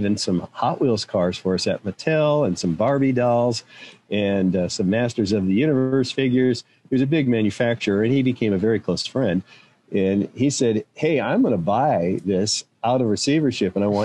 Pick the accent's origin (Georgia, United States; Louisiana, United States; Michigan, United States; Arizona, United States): Arizona, United States; moved away as an adult; I grew up in Arizona